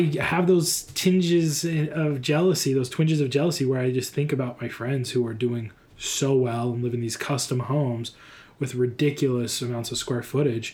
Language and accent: English; Midwest, United States; I'm from the Bible Belt. I'm from the Midwest